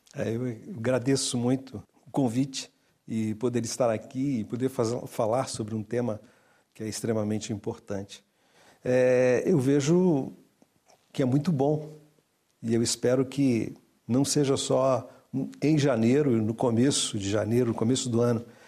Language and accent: Portuguese; Brazil; eu sou brasileiro, tenho uma cultura um pouco diferente da de Portugal